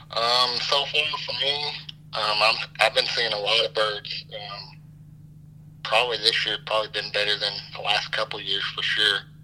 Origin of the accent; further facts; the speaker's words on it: Owensboro, Kentucky, United States; I'm from Owensboro, Kentucky